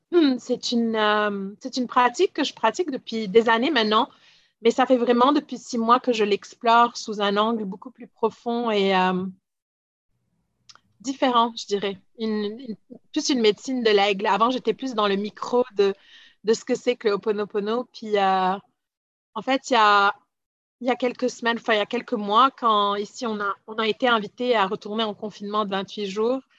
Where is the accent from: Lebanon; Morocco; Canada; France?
Lebanon; moi je suis libanaise, puis euh, j'ai vécu de partout dans le monde